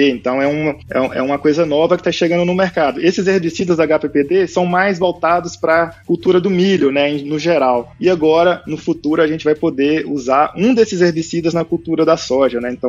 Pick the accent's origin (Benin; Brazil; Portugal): Brazil; Minas Gerais; accent: Minas Gerais; now in São Paulo, Brazil; sou de Minas Gerais, né, não, não, sei se eu tenho sotaque de Minas, o pessoal já fala que eu perdi meu sotaque de Minas, estou morando aqui em São Paulo